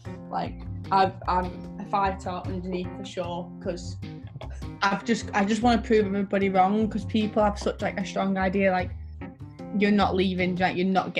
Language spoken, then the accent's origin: English; Sheffield, Yorkshire and the Humber, United Kingdom; I grew up in Sheffield, which is a place where, to be fair, it's really hard to get anywhere, especially in the area of Sheffield that I lived in.